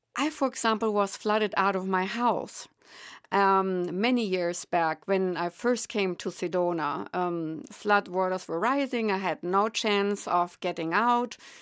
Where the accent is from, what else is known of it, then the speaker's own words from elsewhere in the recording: Germany; accent: German; English is a second language; moved away; I am indeed German, and obviously I will not be able to relinquish that accent.